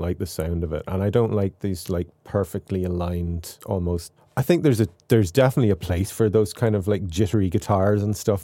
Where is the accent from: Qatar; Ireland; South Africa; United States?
Ireland; accent: Irish; also born or lived in Waterford; my own accent, my Irish accent